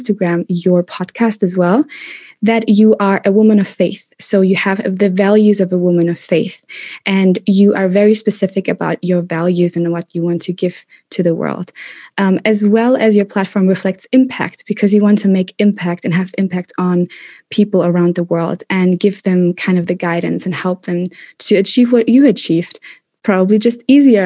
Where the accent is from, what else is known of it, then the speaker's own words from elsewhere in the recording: Germany; moved away as an adult; also born or lived in Madrid, Spain / Kuala Lumpur, Malaysia / London, United Kingdom; In Germany. I grew up in Germany, born and raised